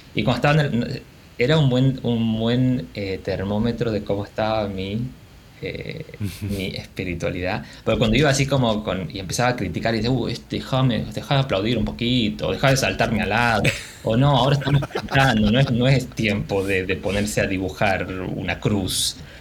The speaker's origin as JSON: {"language": "Spanish", "country": "Argentina", "said": "Como buen argentino"}